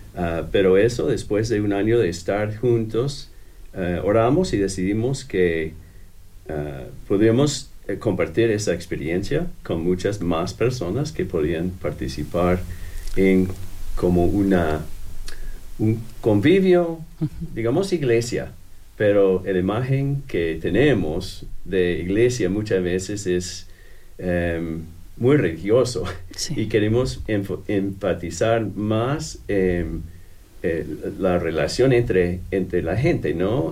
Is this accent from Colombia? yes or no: no; Ohio, United States; Spanish is a second language; moved away as an adult; also born or lived in Costa Rica / Guatemala; now in Bloomington, United States; soy estadounidense, pero em, nací en Ohio, no, en Ohio, en el estado de Ohio, pero eh, llegamos aquí como hace 30 años